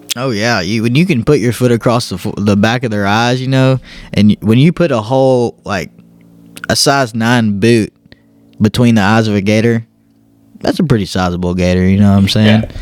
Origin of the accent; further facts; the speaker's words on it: Southeast Texas, United States; moved away as an adult; now in Georgia, United States; me growing up in Southeast Texas